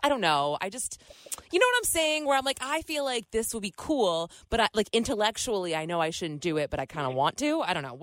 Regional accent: New Hampshire, United States; my hometown of New Hampshire

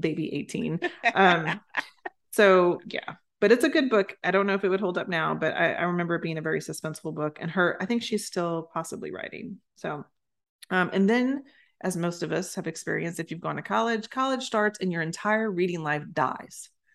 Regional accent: Louisiana, United States; I was growing up in Louisiana

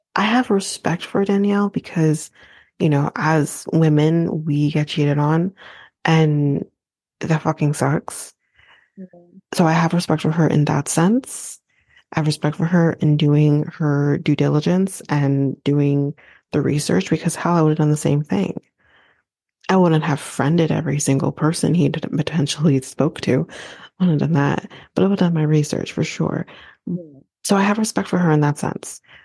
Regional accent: Canada; I'm Canadian

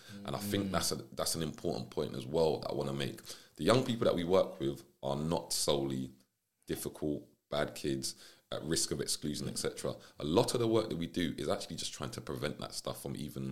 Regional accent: London, United Kingdom; I was originally from South London

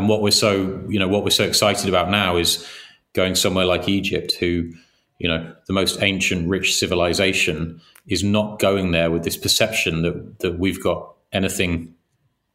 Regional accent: England, United Kingdom; we grew up in England

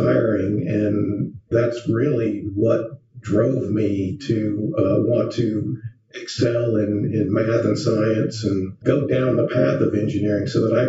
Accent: Titusville, Florida, United States; I grew up in Tyson, Florida, which is a stone's throw away from Kennedy Space Center

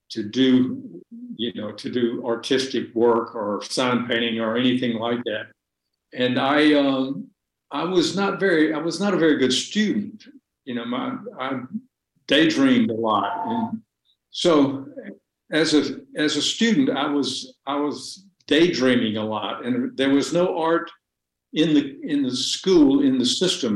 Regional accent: Greenville, Alabama, United States; moved away; also born or lived in Hattiesburg, Mississippi; I was born in Hattiesburg

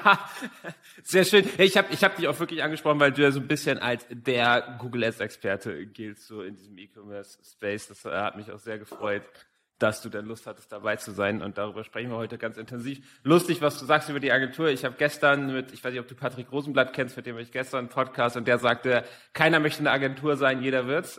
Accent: Hamburg, Germany; Ich komme ja selber aus Hamburg, also zwei Norddeutsche heute hier zusammen

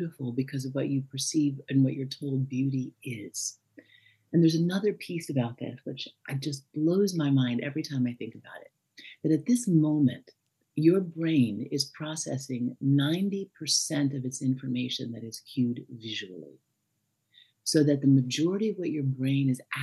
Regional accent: New York, United States; I'm from New York.

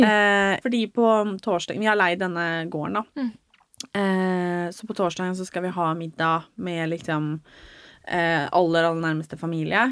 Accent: Norway; moved away; hjemme i Norge

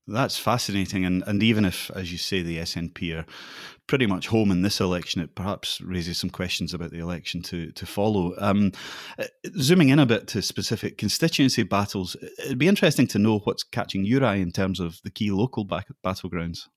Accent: Scotland, United Kingdom; I don't think I've ever felt quite as Scottish as I did in Oxford

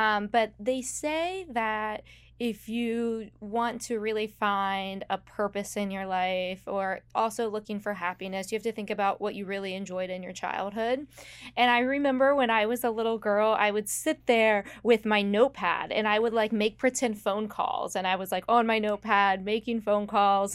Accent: West Virginia, United States; moved away as an adult; now in South Florida, United States; I grew up in one of the least populated counties in West Virginia.

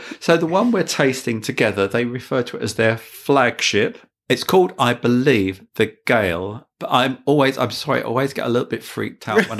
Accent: near Walthamstow, East London, United Kingdom; Near to my hometown.

